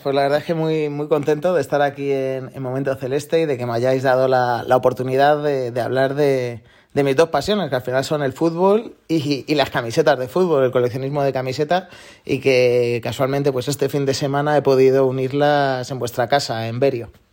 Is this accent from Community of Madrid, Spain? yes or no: yes; Galapagar, Community of Madrid, Spain; del Galapagar, del equipo de mi pueblo allí en Madrid